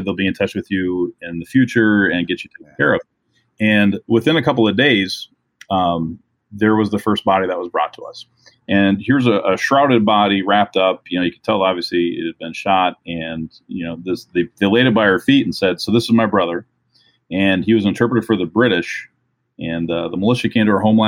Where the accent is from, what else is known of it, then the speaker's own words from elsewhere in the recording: Minnesota, United States; I'm from Minnesota